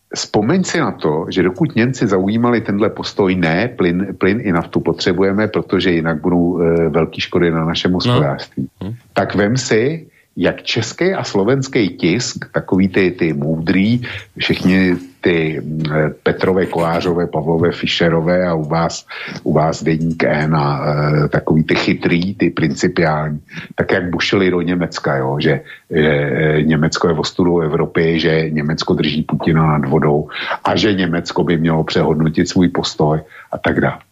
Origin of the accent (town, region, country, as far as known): Czechia